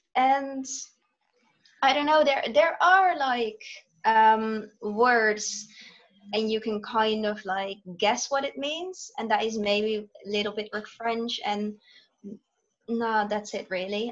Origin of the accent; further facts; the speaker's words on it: Netherlands; I live in the Netherlands. I'm back in the Netherlands now as well.